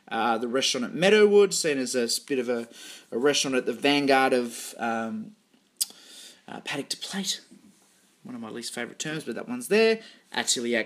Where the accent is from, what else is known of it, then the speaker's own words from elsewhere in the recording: Melbourne, Victoria, Australia; good old bloody Melbourne. My hometown